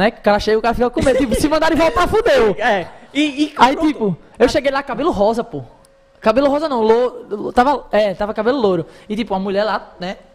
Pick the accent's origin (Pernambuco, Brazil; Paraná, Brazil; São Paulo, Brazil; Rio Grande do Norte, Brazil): Rio Grande do Norte, Brazil; Natal; Eu sou da Zona Norte, pô. Era, era a Minhoquinha mesmo, pô.